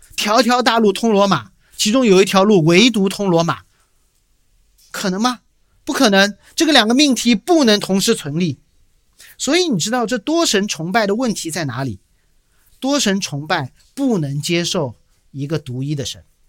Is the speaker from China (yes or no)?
yes; China; moved away; 我回国在建教会